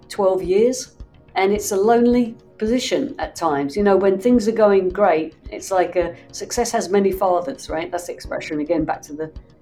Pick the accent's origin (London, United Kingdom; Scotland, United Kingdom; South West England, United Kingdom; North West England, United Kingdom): London, United Kingdom; now in Los Angeles, United States; I grew up in the UK. I grew up in London